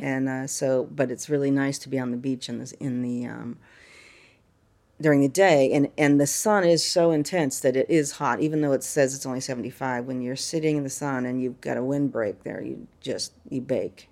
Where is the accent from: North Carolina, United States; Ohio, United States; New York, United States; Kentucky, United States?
North Carolina, United States; moved away as an adult; now in Figueira da Foz, Portugal; we're from North Carolina